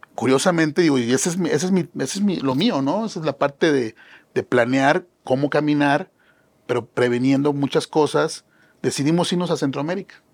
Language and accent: Spanish; Mexico; somos mexicanos